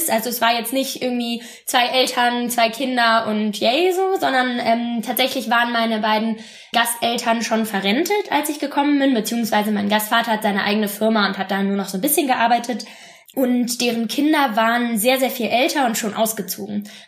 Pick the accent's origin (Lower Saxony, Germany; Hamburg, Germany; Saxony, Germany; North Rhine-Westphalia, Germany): North Rhine-Westphalia, Germany; Bonn; now in Freiburg, Germany; Ich komme ursprünglich aus Bonn und lebe jetzt zum Studium in Freiburg.